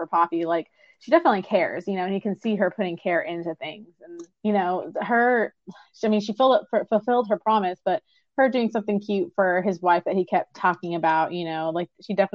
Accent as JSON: {"language": "English", "town": "San Diego", "region": "California", "country": "United States", "tie": "born or raised there", "said": "I grew up in Southern California, like San Diego specifically"}